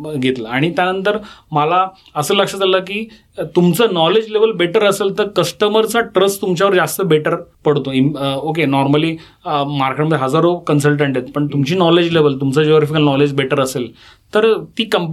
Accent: Pune, Maharashtra, India; पुण्याचा मी born bottom पुणेकर आहे

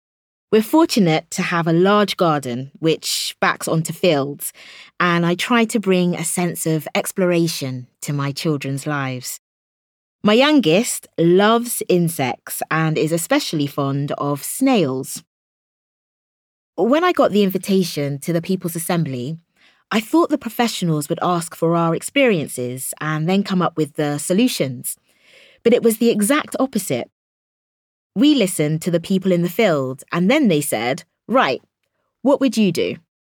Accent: Minnesota, United States; now in United Kingdom; I was born and raised in Minnesota in the US. At weekends, we stayed with friends in the country and we'd have bonfires under the stars.

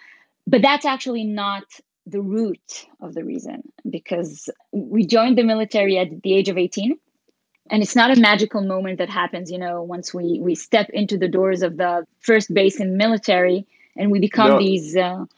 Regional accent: Switzerland; English is a second language; I grew up in Switzerland as part of my childhood

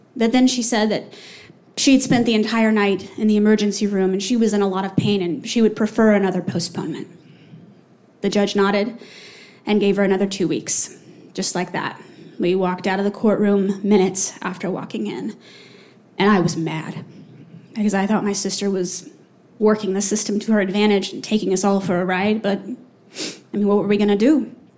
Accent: Texas, United States; moved away; fly home to Texas to be with my sweet, lovely five year old nephew

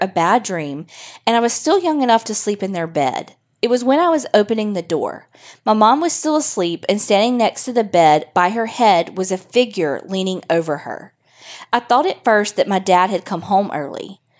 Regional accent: Byram, Mississippi, United States; now in Shreveport, United States; I'm originally from Byram, Mississippi. I'm just living in Shreveport now.

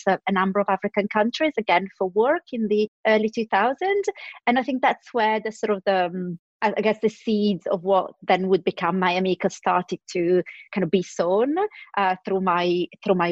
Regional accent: Milan, Lombardy, Italy; now in London, United Kingdom; I was born in Milan in Italy and grew up there

